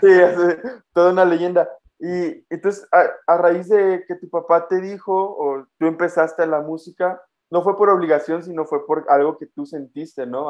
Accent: Mexico; moved away as an adult; now in Guatemala; Yo desde los 6 años salí de Guatemala aquí a México a vivir

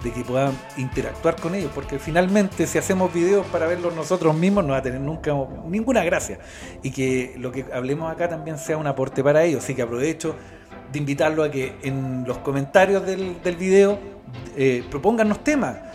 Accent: Lautaro, Araucanía, Chile; also born or lived in Galvarino, Chile; Después ya siete años me fui a Lautaro, mis papás con familia en Lautaro.

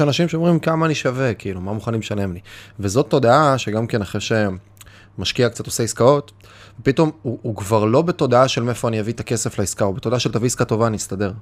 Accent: Kiryat Bialik, Haifa District, Israel; לקחתי בקריית ביאליק שוק, לקחתי, התחלתי, זה היה המקום שגדלתי בו

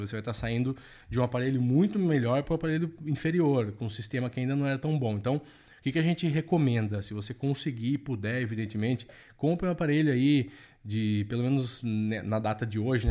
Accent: interior of São Paulo, Brazil; eu sou aqui do interior de São Paulo

